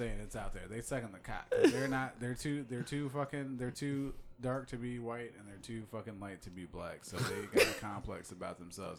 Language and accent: English; Iowa, United States; also born or lived in Midwest; I am from Iowa because I moved to Iowa when I was 5 years old. My family is from Chicago and Indiana